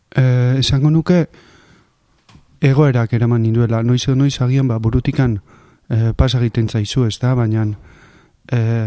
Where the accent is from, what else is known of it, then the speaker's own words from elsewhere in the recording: Zarautz, Basque Country, Spain; nire infantzia, bai, hemen, e, pare hontan, pare hontan kokatzen dut